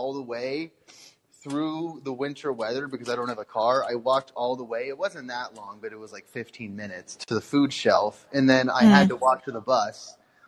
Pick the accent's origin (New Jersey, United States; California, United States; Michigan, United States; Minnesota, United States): Minnesota, United States; I'm from Minnesota